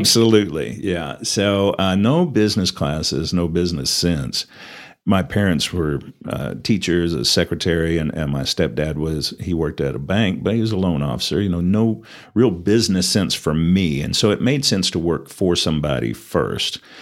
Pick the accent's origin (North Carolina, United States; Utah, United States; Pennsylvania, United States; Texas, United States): Texas, United States; Perryton; moved away as an adult; also born or lived in Louisiana; now in Amarillo, United States; I was actually born in Amarillo, um, raised in Perryton and graduated high school there